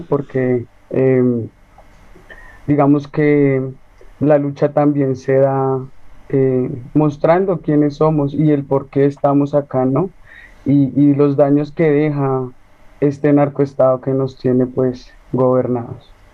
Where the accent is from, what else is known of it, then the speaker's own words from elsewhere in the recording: Bogotá, Colombia; soy de aquí, de una línea del sur de Bogotá